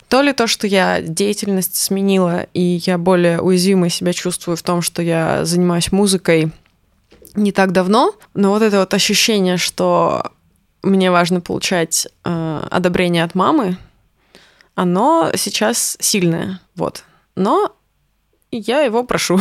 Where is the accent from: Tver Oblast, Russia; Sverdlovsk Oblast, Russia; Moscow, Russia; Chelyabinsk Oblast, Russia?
Chelyabinsk Oblast, Russia; also born or lived in Nizhnevartovsk, Khanty-Mansi Autonomous Okrug / United States; я выросла в Челябинске, и можно сказать, что все мое такое становление со школьного возраста произошло там.